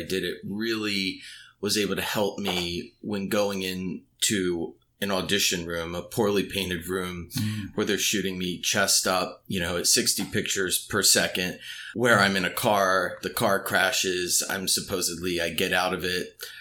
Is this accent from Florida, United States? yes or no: no; Washington, District of Columbia, United States; moved away as an adult; also born or lived in Iowa; now in New York, United States; I grew up in Washington, D.C., or outside of it